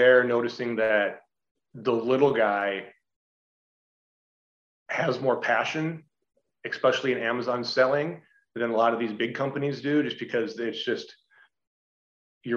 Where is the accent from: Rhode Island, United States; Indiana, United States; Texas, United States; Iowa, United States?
Iowa, United States; also born or lived in Dallas-Fort Worth / Southern California; now in Iowa City, United States; I grew up in a very rural farm town on the Iowa-Minnesota border